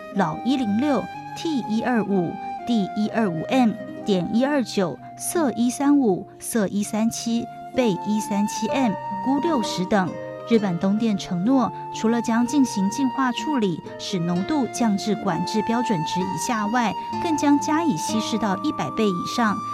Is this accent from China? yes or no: no; Taiwan; 我们台湾人要生小孩